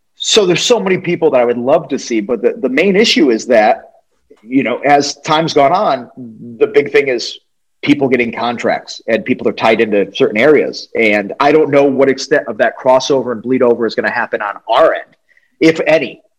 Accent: New England, United States; now in Atlanta, United States; I grew up in New England, which is, um, you know, Connecticut, New York, all that stuff

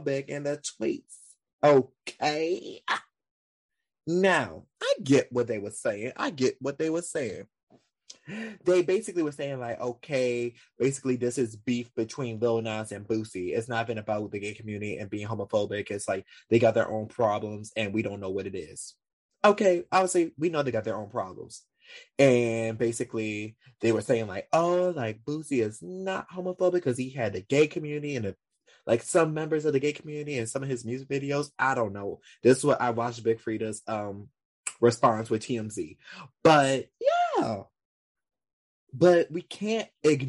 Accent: Louisiana, United States; I'm from Louisiana South too, and I know the gay community around here

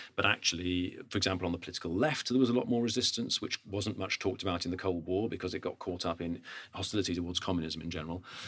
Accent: United Kingdom; as a Brit

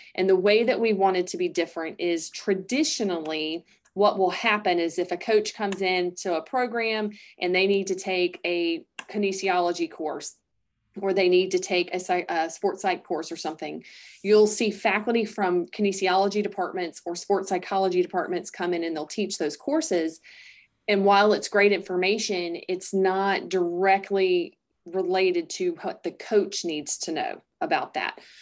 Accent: Greer, South Carolina, United States; moved away; I grew up in Greer, South Carolina.

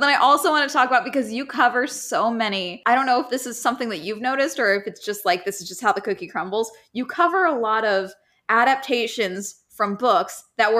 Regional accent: California, United States; born or raised there

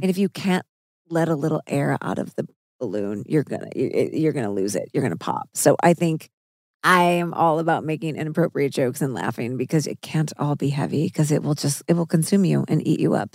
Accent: Missouri, United States; I'm from Missouri, so I ate meat all growing up.

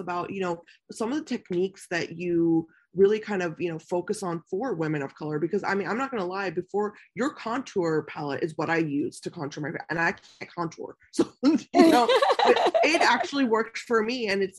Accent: United States; So when I was raised here in America, it was almost like, you know, you couldn't do that, you know, because there weren't any options.

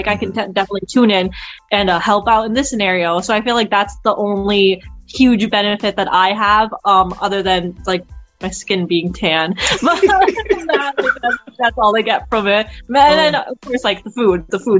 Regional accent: Mexico; first language Spanish; English is a second language; Mexican pretty much. So yeah, that would make me Hispanic. And I am fluent in Spanish. That was actually my first language.

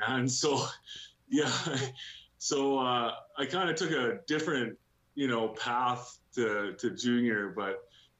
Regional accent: Portage la Prairie, Manitoba, Canada; I was born in Portage la Prairie, Manitoba, home of Aaron Asham too, and I was born there, and I was raised in a little town, a little village actually, of 400 people

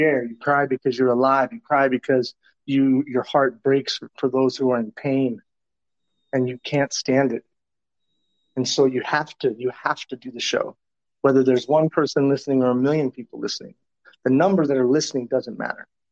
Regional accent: Tucson, Arizona, United States; I grew up in Tucson, Arizona, as in the 70s and early 80s.

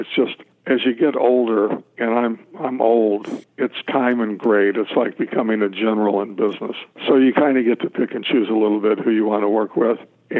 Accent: Missouri, United States; I'm from Missouri.

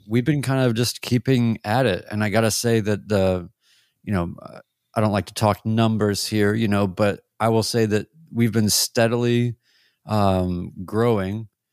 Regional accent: Winston-Salem, North Carolina, United States; now in Nashville, United States; I went back home to Winston-Salem, North Carolina, my hometown, uh, here from Nashville

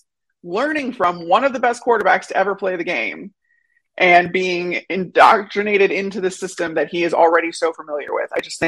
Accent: Chicago, Illinois, United States; growing up in Chicago, my entire lifetime

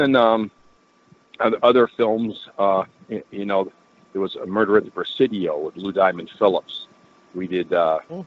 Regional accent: Vancouver, British Columbia, Canada; growing up in Vancouver

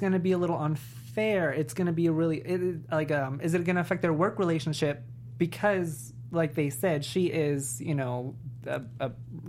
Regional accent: New York, United States; Well, I'm from New York

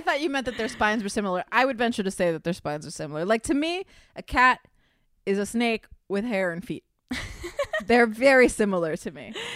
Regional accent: Miami, Florida, United States; I'm from Miami where there's tons of feral cats, and my mother is an animal lover, as am I. So there was always cats coming around our house

